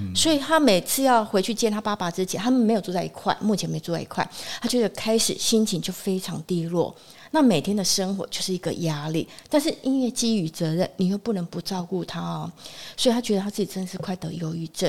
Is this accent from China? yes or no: no; Taiwan; 我们台湾人